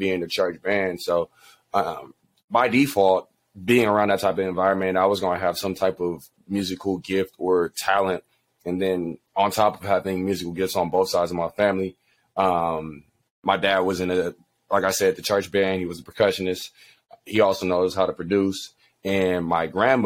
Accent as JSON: {"language": "English", "town": "Inglewood", "region": "California", "country": "United States", "tie": "born or raised there", "said": "I am hailing from Inglewood, California. That's my hometown. That's where I was raised"}